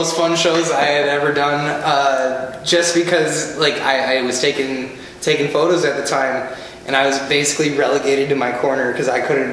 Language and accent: English; Milwaukee, Wisconsin, United States; this is my hometown. I'm born and raised